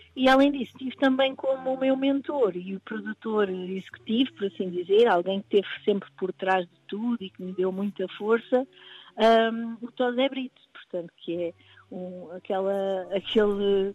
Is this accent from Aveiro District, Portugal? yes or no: no; Cadaval, Lisbon, Portugal; now in Lisbon, Portugal; Cadaval, que é a minha terra